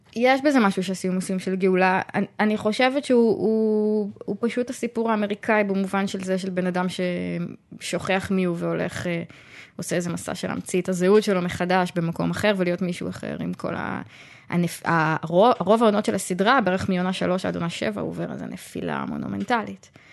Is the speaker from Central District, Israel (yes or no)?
yes; Tzoran, Central District, Israel; אני גדלתי בצורן, זה מקום שגורות בו רק משפחות מאוד מאוד הומוגניות